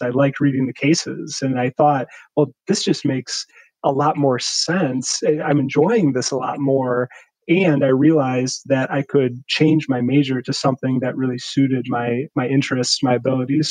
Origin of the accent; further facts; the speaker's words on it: Milwaukee, Wisconsin, United States; also born or lived in Racine, Wisconsin / Virginia; was born in Racine, which is south of Milwaukee, but moved to the Milwaukee area when I was pretty young, around two, and basically grew up in Milwaukee all the way through college